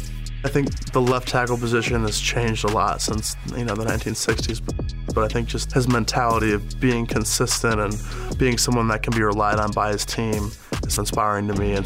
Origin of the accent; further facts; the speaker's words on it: Park Ridge, Illinois, United States; offensive lineman, Northwestern University. I'm from Park Ridge, Illinois. Grew up a Packers fan in Chicago, which was kind of fun, living and dying with the Packers.